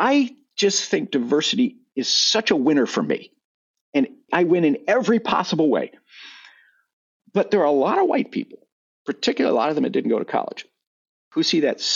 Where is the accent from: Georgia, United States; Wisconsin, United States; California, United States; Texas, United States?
Texas, United States; Growing up in Texas